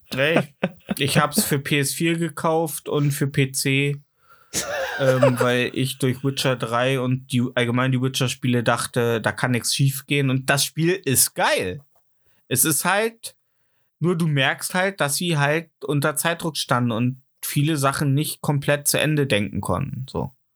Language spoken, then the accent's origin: German; the East, East Germany, Germany; ich komme halt auch aus dem Osten